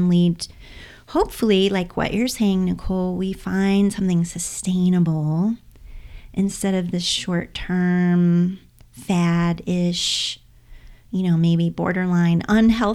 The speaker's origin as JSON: {"language": "English", "region": "Indiana", "country": "United States", "said": "I'm from the Midwest. I'm from Indiana, so Midwest girl too."}